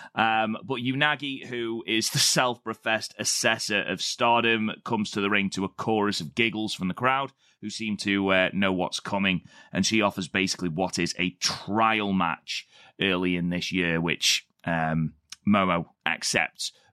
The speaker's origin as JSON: {"language": "English", "country": "United Kingdom", "said": "I'm British"}